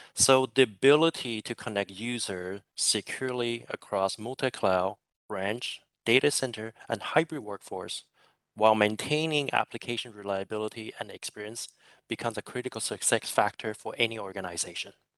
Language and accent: English; San Francisco Bay Area, California, United States; now in Singapore; I'm originally from San Francisco Bay Area, but I'm currently residing in Singapore